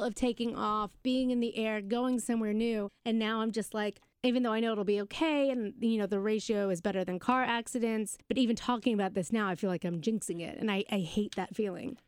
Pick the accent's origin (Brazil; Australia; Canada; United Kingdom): United Kingdom; We just made my teachers, uh, scones 'cause we're British